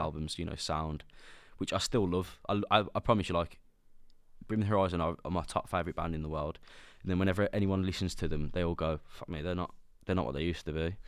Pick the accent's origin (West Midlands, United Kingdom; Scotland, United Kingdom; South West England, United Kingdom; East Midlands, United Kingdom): West Midlands, United Kingdom; Sutton Coldfield; accent: Brummy; I'm from Birmingham, but I'm, we don't talk like that. I'm from Sutton